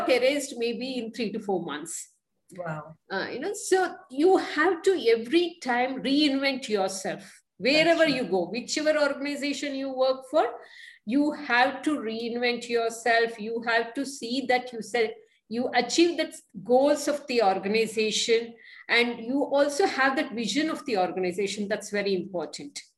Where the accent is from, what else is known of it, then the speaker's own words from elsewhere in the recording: Mysore, Karnataka, India; moved away as an adult; now in Bangalore, India; I was born and brought up in Mysore